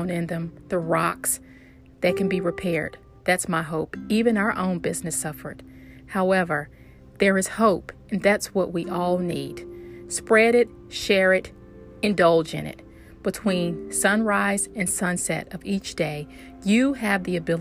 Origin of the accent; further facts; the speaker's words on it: the South, United States; accent: southern; My accent, southern.